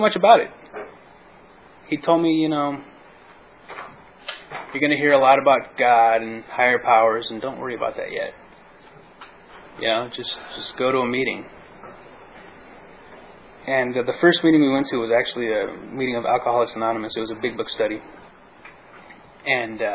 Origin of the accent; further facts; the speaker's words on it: Inland Empire, California, United States; I'm from the Inland Empire